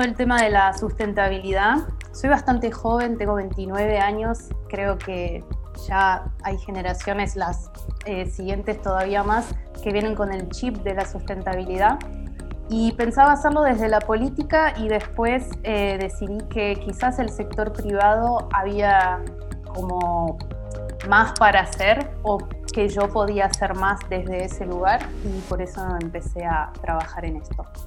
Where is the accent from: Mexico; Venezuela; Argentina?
Argentina; soy argentina